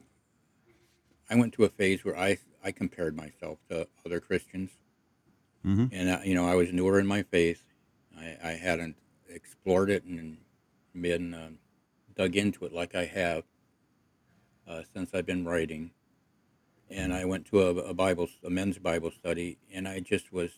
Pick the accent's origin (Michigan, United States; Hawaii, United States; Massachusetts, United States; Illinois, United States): Michigan, United States; Croswell; We grew up in the Episcopal Church, and when we lived in a small town of Croswell